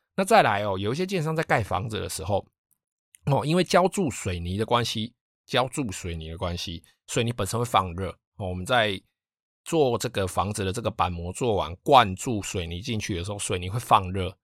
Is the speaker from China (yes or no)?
no; Taiwan; 我们台湾人嘛，哦，就是以懒惰、贪方便、贪图方便出名的